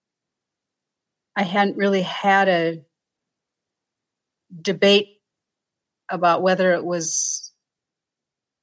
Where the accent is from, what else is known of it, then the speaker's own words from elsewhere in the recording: South Dakota, United States; also born or lived in Indianapolis; I grew up in South Dakota.